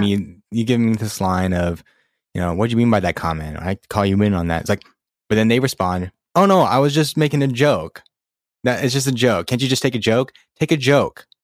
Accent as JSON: {"language": "English", "region": "California", "country": "United States", "said": "where are you really from? And then I say California"}